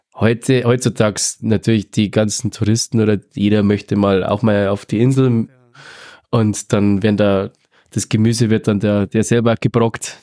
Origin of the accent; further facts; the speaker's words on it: Southern Bavaria, Germany; Bei uns in Südbayern